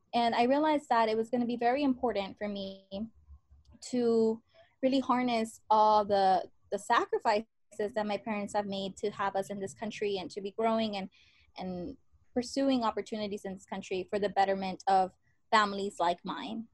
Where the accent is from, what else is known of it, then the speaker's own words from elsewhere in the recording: San Antonio, Texas, United States; I'm born and raised in San Antonio, Texas, in the South Side